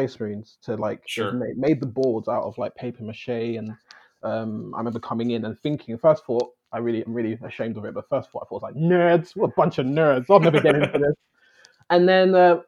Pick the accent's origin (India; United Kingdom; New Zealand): United Kingdom; London; I'm from London, southeast London, UK